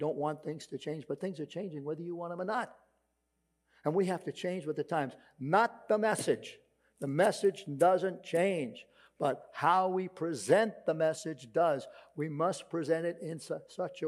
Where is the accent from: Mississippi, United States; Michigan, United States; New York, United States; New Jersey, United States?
New York, United States; New York City; accent: Brooklyn; my Brooklyn accent